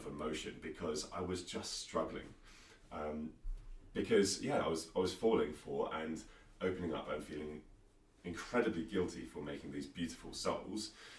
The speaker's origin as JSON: {"language": "English", "country": "United Kingdom", "said": "But being British"}